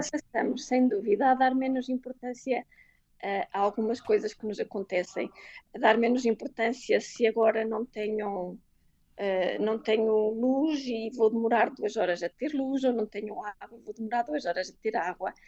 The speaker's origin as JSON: {"language": "Portuguese", "country": "Portugal", "moved": "as an adult", "said": "ser portuguesa pelo mundo"}